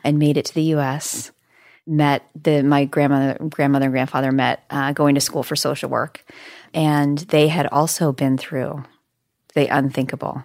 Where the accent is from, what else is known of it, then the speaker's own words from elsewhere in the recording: Bozeman, Montana, United States; I grew up in Bozeman, Montana